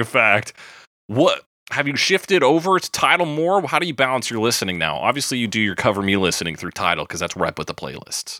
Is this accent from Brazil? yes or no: no; Canada; we're Canadian